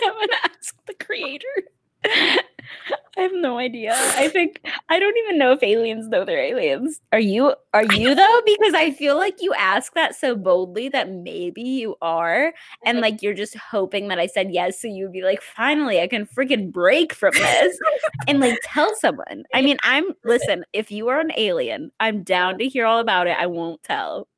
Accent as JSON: {"language": "English", "region": "South Dakota", "country": "United States", "moved": "yes", "lives_now": "Pittsburgh, United States", "said": "I'm from the Midwest"}